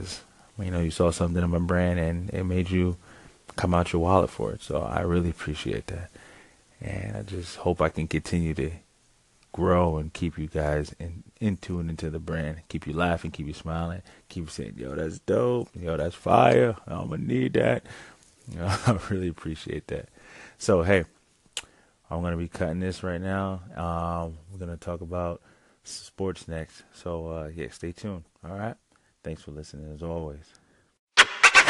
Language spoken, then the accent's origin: English; United States; Me being American myself